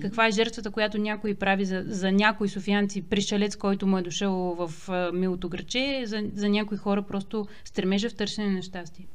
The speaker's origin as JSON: {"language": "Bulgarian", "town": "Troyan", "region": "Lovech Province", "country": "Bulgaria", "moved": "yes", "said": "Ние в Троян доскоро нямахме светофар."}